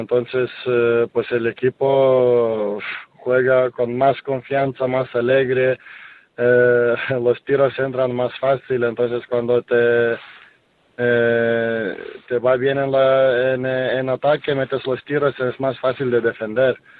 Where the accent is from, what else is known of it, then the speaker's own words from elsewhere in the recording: Lithuania; now in Spain; en mi, eh, en mi país, en Kaunas